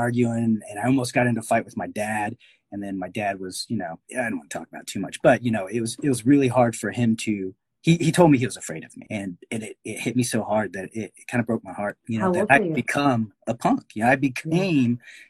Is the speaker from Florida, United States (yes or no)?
no; Garland, Texas, United States; I grew up in Garland, Texas. It's like a suburb of Dallas.